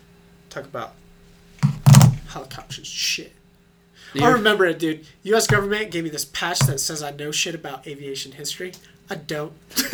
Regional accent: Broomfield, Colorado, United States; I grew up in Broomfield, Colorado.

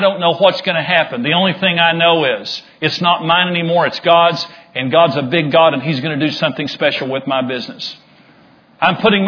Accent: Amarillo, Texas, United States; I grew up in Amarillo, so I knew a lot of people in Amarillo

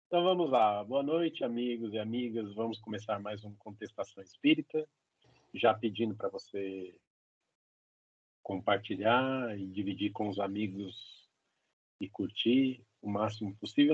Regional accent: São Paulo, Brazil; a gente é de São Paulo

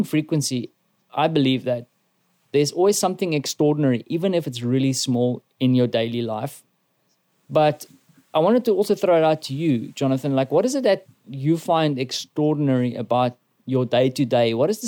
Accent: South Africa

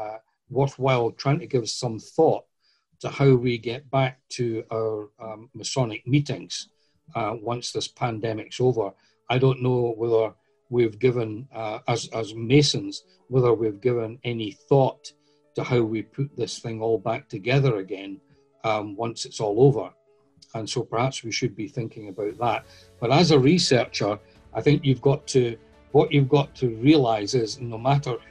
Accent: Scotland, United Kingdom; I'm from Scotland

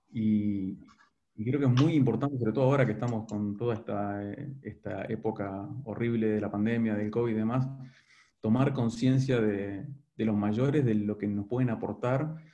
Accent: Uruguay; mi mujer es argentina, creo que tengo muchos más amigos argentinos que uruguayos, entonces realmente me considero más rioplatense que, que uruguayo.

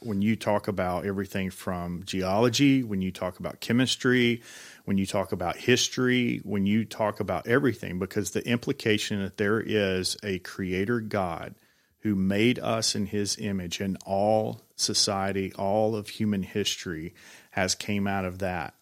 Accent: Georgia, United States; now in Tennessee, United States; I'm, uh, originally from Georgia

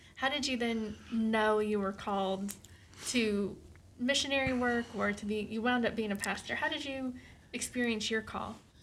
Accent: Eastern Kentucky, United States; I'm from Eastern Kentucky

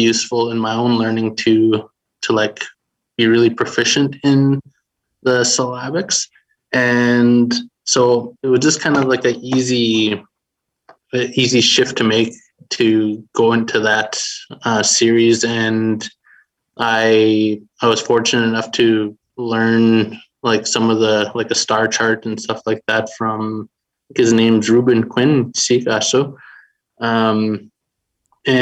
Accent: Beardy's and Okemasis First Nation, Saskatchewan, Canada; I'm from Beardies and Okamasis First Nation here in Treaty 6 territory

